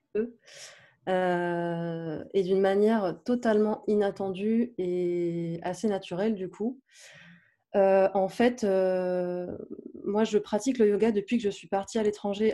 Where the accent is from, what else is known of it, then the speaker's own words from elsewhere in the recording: south-east France, France; now in Paris, France; j'habite à Paris, mais je suis originaire du sud de la France.